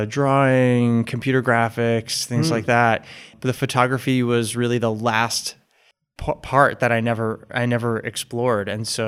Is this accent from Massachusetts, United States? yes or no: yes; Boston, Massachusetts, United States; I'm from Boston, mm-hmm.